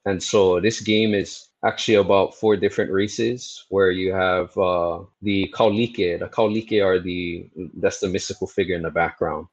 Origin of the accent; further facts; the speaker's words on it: Honolulu, Hawaii, United States; now in Waipio, United States; I was born and raised in Kalihi. I spent most of my life in there